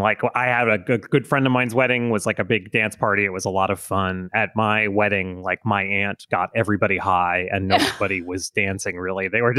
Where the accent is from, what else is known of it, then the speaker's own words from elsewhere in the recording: Florida, United States; I grew up in Florida